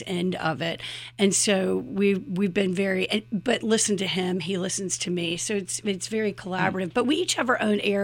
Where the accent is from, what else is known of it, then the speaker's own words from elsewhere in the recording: Chapel Hill, North Carolina, United States; We're actually from Chapel Hill. Both of our grandparents had businesses.